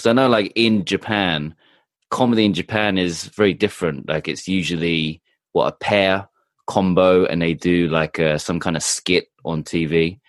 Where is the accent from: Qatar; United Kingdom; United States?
United Kingdom; England; I'm from England, but my family